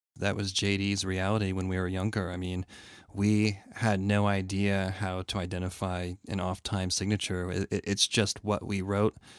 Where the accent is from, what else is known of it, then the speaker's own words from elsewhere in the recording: Connecticut, United States; growing up in Connecticut, … being a Connecticut band